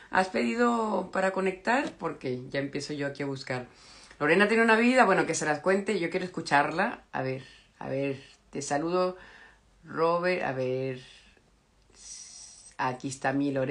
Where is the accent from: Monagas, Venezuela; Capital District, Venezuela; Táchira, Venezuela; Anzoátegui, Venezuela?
Anzoátegui, Venezuela; soy de Anzuato